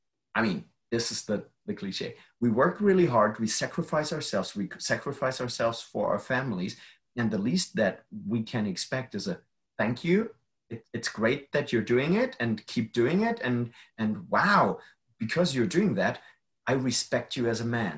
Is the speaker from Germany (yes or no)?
yes; Germany; I'm from Germany. Germany is a very safe country and I grew up safe